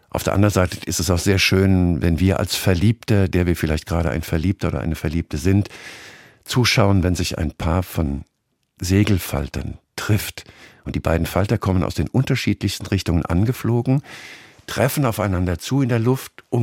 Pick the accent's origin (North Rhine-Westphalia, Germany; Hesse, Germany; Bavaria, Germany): Hesse, Germany; ich bin ja ähm, Exil-NRWler, ich bin ja eigentlich aus Hessen aber da ich jetzt 15 Jahre hier bin